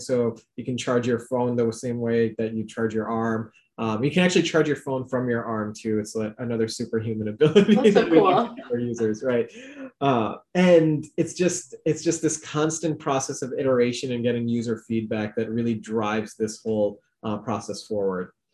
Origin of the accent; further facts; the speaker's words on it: Chicago, Illinois, United States; my parents are from Pakistan originally. I was born in the Chicago suburbs